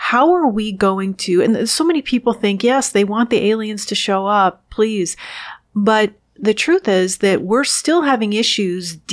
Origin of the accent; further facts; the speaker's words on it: New York City, New York, United States; moved away; also born or lived in Washington, D.C.; I was born and raised in the New York City area and lived outside of Washington, D.C.